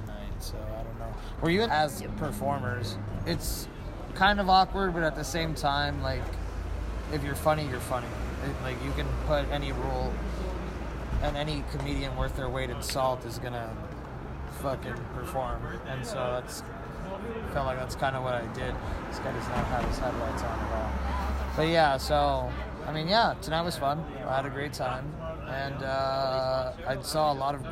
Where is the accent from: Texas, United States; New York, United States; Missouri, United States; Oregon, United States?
Texas, United States; El Paso; now in Austin, United States; I am from El Paso, Texas.